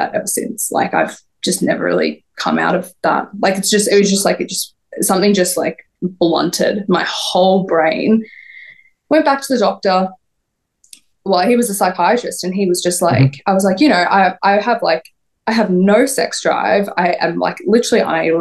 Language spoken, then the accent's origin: English; Melbourne, Victoria, Australia; obviously I'm from Australia